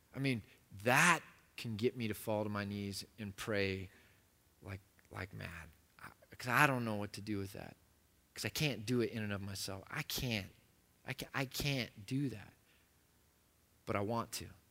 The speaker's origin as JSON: {"language": "English", "country": "United States"}